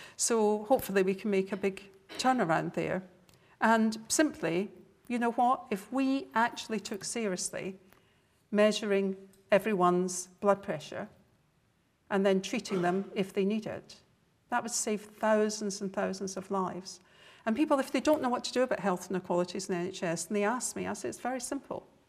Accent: Scotland, United Kingdom; accent: Scottish; my Scottish accent

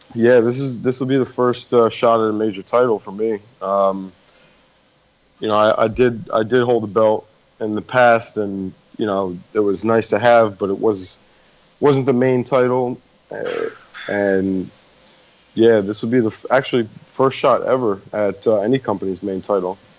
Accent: New Jersey, United States; I went to uh, Colonial High School out in Jersey

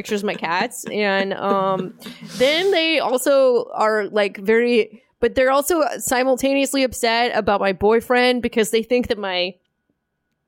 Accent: Los Angeles, California, United States; I grew up in Los Angeles

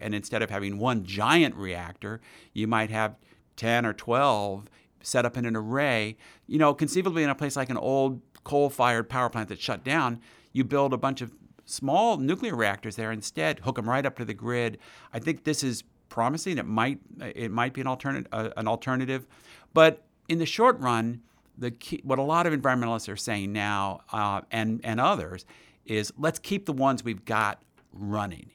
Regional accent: Princeton, New Jersey, United States; I grew up near in Princeton, New Jersey

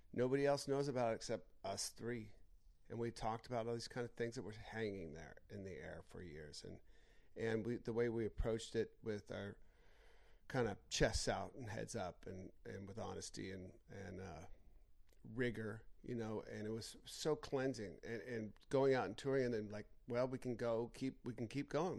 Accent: United States; I'm an American and proud American

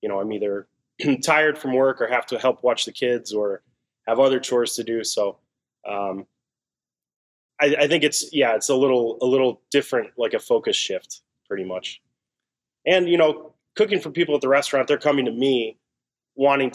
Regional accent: Arcadia, California, United States; moved away as an adult; also born or lived in New York; now in Chicago, United States; I grew up in Los Angeles. So Arcadia, which is right next to Pasadena

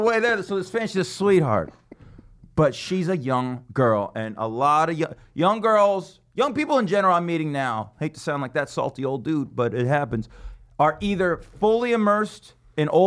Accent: Las Vegas, Nevada, United States; my hometown

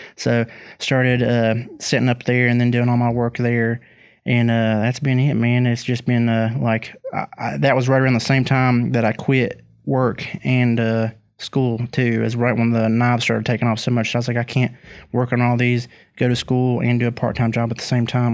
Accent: West Virginia, United States; people that are from my home state

